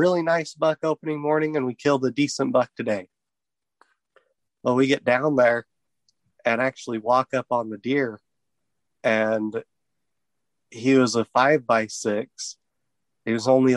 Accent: Utah, United States; now in Nevada, United States; I'm originally from Utah

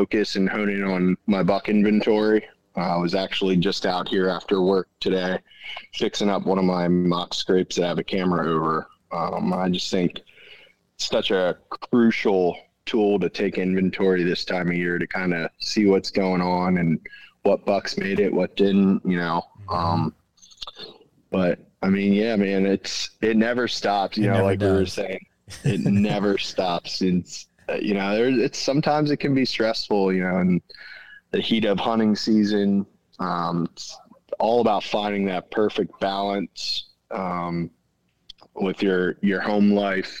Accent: Central Pennsylvania, United States; I'm from Central Pennsylvania

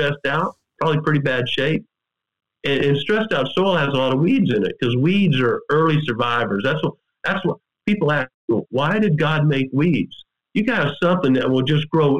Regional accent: Missouri, United States; I grew up scouting turkeys in Missouri.

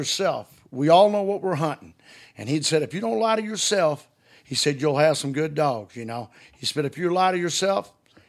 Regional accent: Highland, Illinois, United States; also born or lived in Greenville, Illinois; Yeah, I was raised up around Highland, Illinois, and Greenville, Illinois.

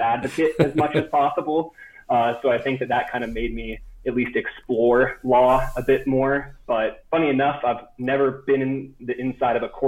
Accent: Happy Valley, Oregon, United States; moved away as an adult; also born or lived in Corvallis, Oregon / Southern California; now in Denver, United States; I'm from just outside of Portland, Oregon, a little town called Happy Valley. So kind of within that Willamette Valley string, the suburbs of Portland. Lived there up until I went to college

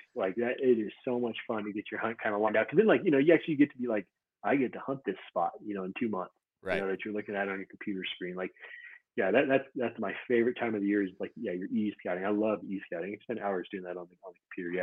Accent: Montana, United States; now in Utah, United States; I grew up in Montana

